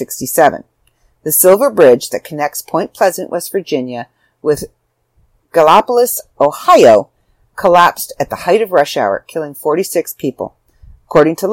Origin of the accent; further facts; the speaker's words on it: Canada; I'm Canadian